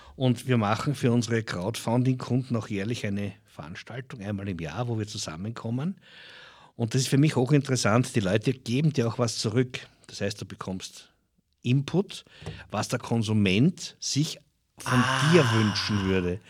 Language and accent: German; Dirndltal, Lower Austria, Austria; ist meine Heimat. Ich möchte meiner Heimat auch ein bisschen was zurückgeben. Äh, das Dirndltal verkauft sich teilweise weit unter seinem Wert. Wir leben in einer wunderschönen Region